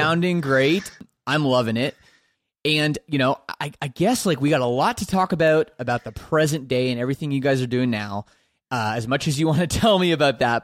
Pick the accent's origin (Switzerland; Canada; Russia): Canada; I'm Canadian